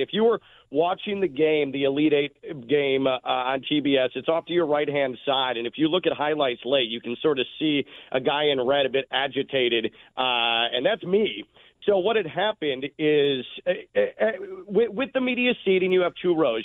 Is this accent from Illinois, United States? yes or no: yes; Chicago, Illinois, United States; moved away as an adult; now in Boca Raton, United States; someone who did grow up in the Midwest. I'm a Chicagoan